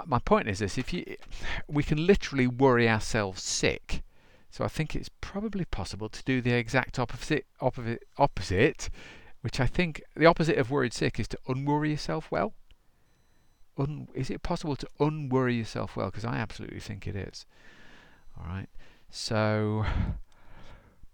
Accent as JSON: {"language": "English", "country": "United Kingdom", "said": "I am a Brit"}